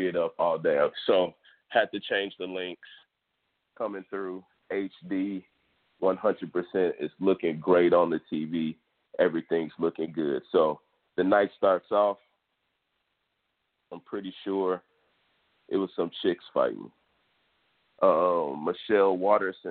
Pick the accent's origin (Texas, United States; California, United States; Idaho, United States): Texas, United States; Houston; Houston, Texas, my hometown